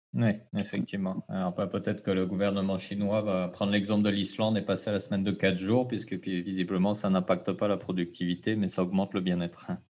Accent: French Polynesia; chez nous, au Fénois

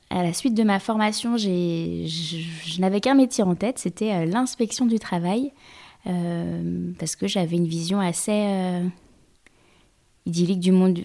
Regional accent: Lyon, Auvergne-Rhône-Alpes, France; moved away; also born or lived in Normandy; je suis lyonnaise

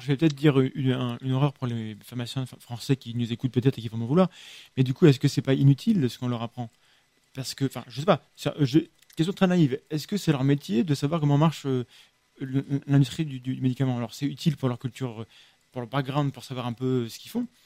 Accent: France; par chez nous, en France

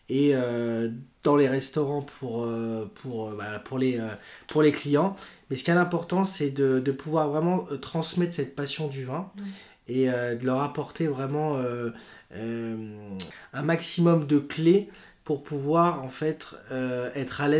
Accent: Lyon, Auvergne-Rhône-Alpes, France; alors, je suis lyonnais d'origine

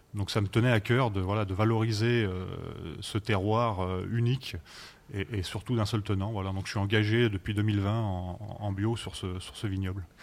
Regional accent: Savoie, Auvergne-Rhône-Alpes, France; on est français finalement que depuis 1860.

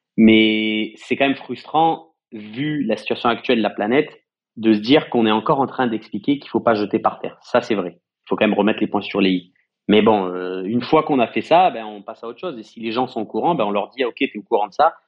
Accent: Marseille, Provence-Alpes-Côte d'Azur, France; on est Marseillais et on prend soin de notre propre ville

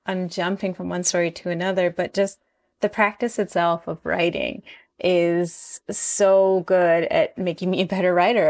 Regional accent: Six Nations Reserve, Ontario, Canada; moved away as an adult; now in Toronto, Canada; I'm from the Six Nations Reserve. Um, my mom is from Aqua Zesnay. My dad is from Six Nations, and I've lived on the Six Nations Reserve up until I was about nineteen

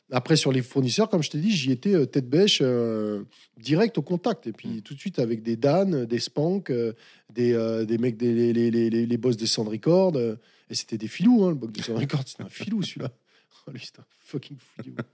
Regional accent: France; ouais, je suis français, mais j'ai pas peur.

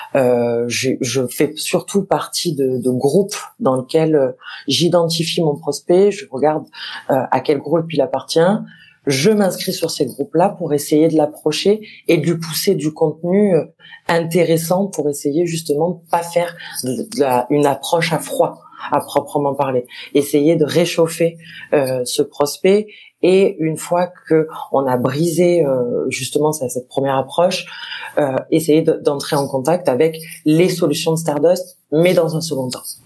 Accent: Marseille, Provence-Alpes-Côte d'Azur, France; je suis marseillaise de pure, souche.

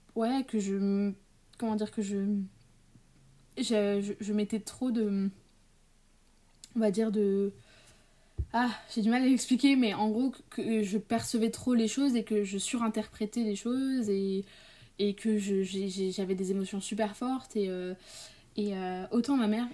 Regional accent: Paris, Île-de-France, France; je suis née à Paris en octobre, le 9 octobre 2003, enfin à côté de Paris, mais bon, j'ai grandi en partie à Paris

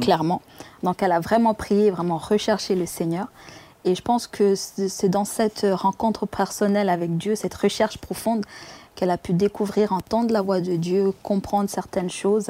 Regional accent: Rwanda; moved away; je suis né au Rwanda, dans la région de Kiangugu

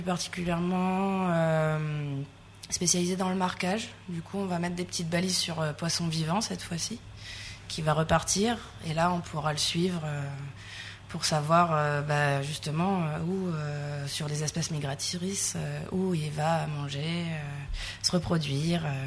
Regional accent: Sète, Occitania, France; also born or lived in Calais; now in Réunion, France; Je suis née dans le nord, à Calais. J'ai grandi à Sète, dans le sud

